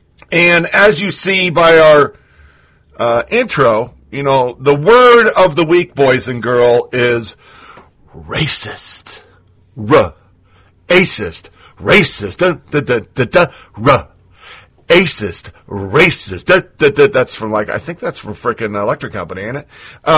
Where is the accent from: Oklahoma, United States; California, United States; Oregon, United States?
Oregon, United States; 20-year Army vet, Born and raised in Oregon, lived all over the world